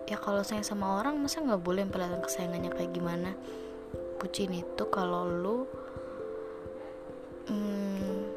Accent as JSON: {"language": "Indonesian", "region": "Java", "country": "Indonesia", "said": "padahal gue orang Jawa lah itu lagi kan"}